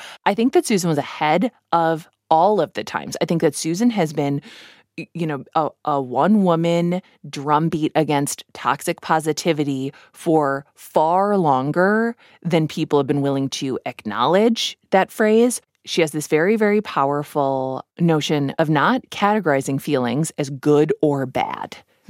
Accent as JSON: {"language": "English", "region": "Midwest", "country": "United States", "tie": "born or raised there", "said": "I grew up in the Midwest."}